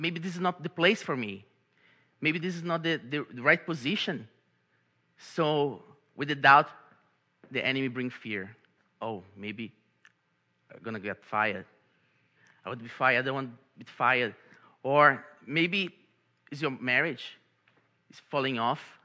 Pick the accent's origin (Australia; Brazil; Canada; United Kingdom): Brazil; English is a second language; moved away as an adult; now in Baltimore, United States; I'm from Brazil, and I came to this beautiful country called United States, to this beautiful city called Baltimore